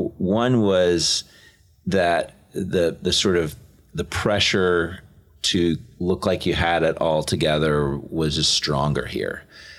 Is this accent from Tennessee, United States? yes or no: yes; Chattanooga, Tennessee, United States; moved away as an adult; now in Atlanta, United States; we interned at Lookout Mountain Presbyterian Church in my hometown of Chattanooga during seminary